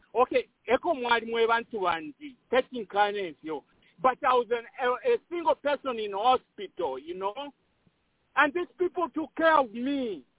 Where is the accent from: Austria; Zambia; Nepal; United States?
Zambia; I'm a Zambian. I was born in Zambia